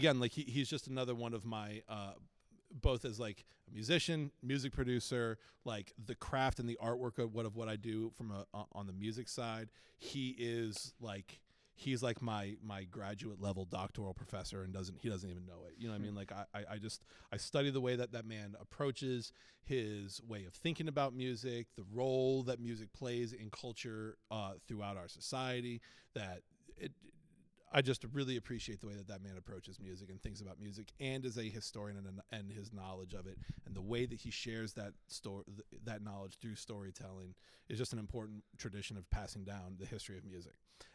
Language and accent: English; Boston, Massachusetts, United States; I'm a kid from Boston, so Good Will Hunting is just like you're not allowed to be a dude who's in his midlife from Boston and not have Good Will Hunting be your favorite movie.